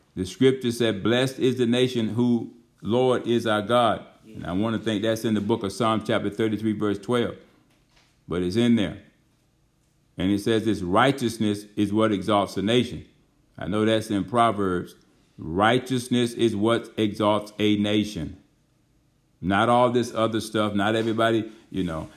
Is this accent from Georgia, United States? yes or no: yes; Georgia, United States; moved away as an adult; We had come to Georgia. Baymouth, Georgia, over there where the church is at, our home, my hometown